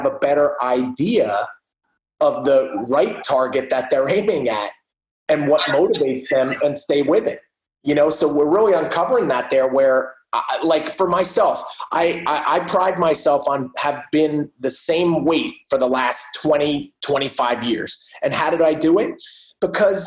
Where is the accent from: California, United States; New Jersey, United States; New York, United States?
New Jersey, United States; I am from New Jersey